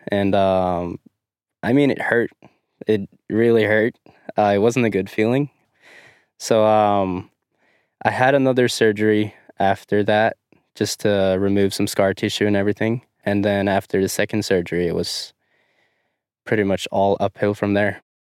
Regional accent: Dombås, Innlandet, Norway; I am from Dumbos, Norway.

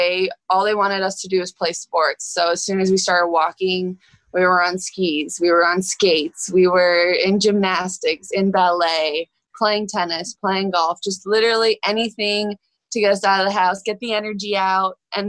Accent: Bradenton, Florida, United States; So we're originally from Bradenton, Florida.

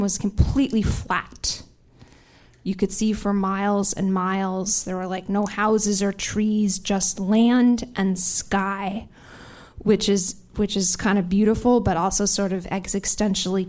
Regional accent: New York City, New York, United States; a pathetic, neurotic New Yorker like me

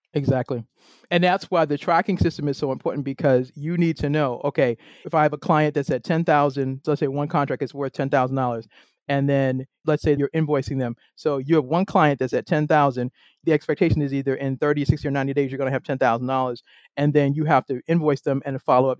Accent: Boston, Massachusetts, United States; moved away as an adult; now in Maryland, United States; I'm originally from Boston. I now live in the great state of Maryland

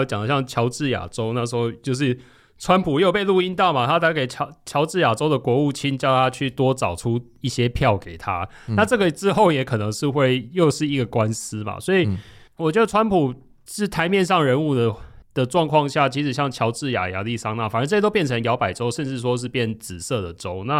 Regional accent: Tainan, Taiwan; 我是台南人

